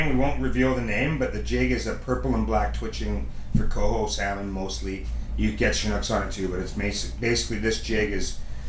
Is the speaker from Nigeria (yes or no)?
no; Canada; as a kid growing up in Canada